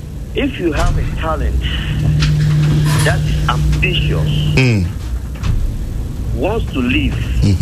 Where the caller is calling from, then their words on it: London, United Kingdom; I'm calling from South London.